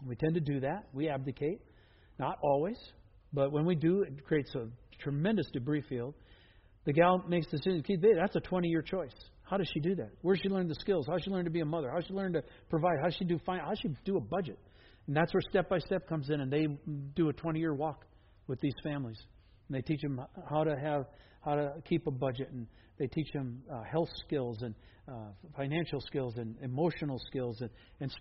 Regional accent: Wisconsin, United States; now in Everett, United States; I'm from Wisconsin

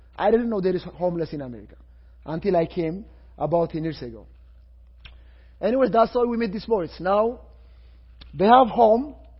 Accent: Ethiopia; English is a second language; I am from Ethiopia, I am from Africa

